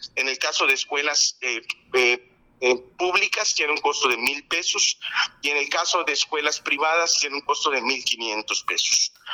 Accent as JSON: {"language": "Spanish", "region": "Yucatán", "country": "Mexico", "said": "Nosotros los yucatecos"}